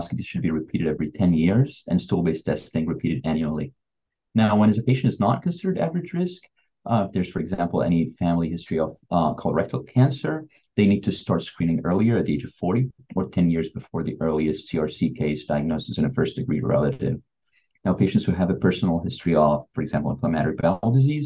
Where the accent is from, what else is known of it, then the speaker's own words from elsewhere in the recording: Beirut, Beirut Governorate, Lebanon; moved away as an adult; also born or lived in Texas, United States; now in Houston, United States; I'm from Beirut originally. I grew up in Beirut, Lebanon. That's where I went to school, medical school, and then moved here to the United States afterwards.